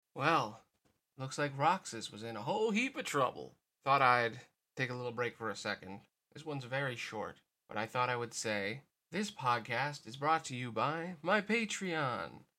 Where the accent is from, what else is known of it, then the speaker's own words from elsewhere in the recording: United States; as an American